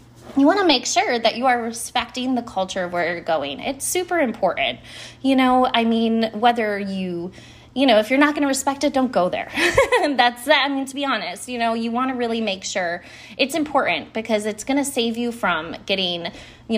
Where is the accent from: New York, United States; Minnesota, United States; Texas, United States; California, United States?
New York, United States; Buffalo; I grew up in Buffalo, New York